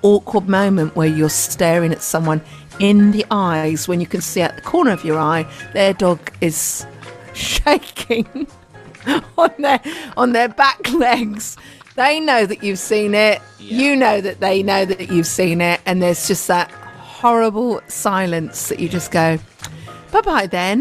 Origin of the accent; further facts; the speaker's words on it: United Kingdom; I'm too British